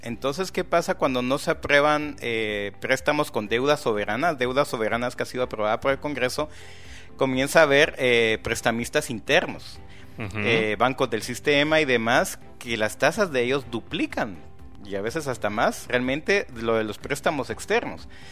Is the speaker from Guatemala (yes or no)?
yes; Guatemala; con nuestra autoestima como guatemalteco